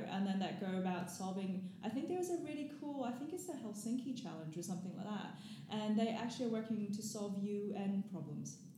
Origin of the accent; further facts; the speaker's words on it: Gold Coast, Queensland, Australia; moved away as an adult; also born or lived in Hong Kong / Cambridge, United Kingdom; now in London, United Kingdom; I moved to Australia very, very young. And so, I pretty much grew up there mm-hmm. um, on the Gold Coast